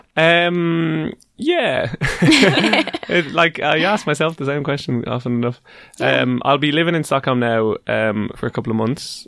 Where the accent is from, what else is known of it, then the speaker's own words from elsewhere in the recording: Dublin, Leinster, Ireland; first language English; I'm from Dublin, uh, the capital capital city